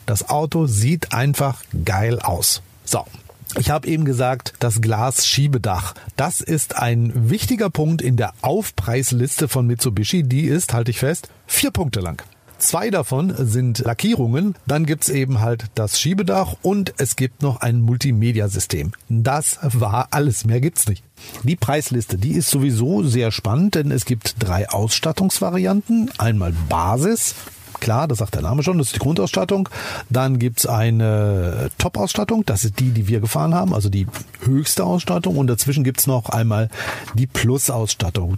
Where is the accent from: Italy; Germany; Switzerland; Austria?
Germany; bei uns in Deutschland